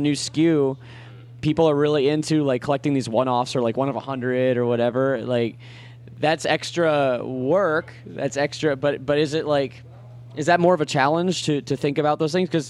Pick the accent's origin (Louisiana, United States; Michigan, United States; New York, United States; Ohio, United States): Ohio, United States; Akron; I'm from Akron